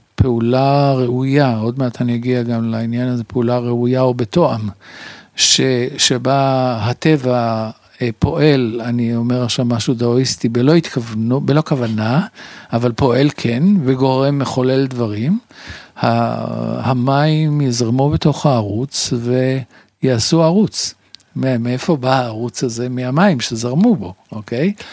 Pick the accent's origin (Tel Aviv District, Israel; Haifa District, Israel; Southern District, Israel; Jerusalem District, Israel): Tel Aviv District, Israel; Tel Aviv; שנולדתי ב... קרוב לרחוב סלמה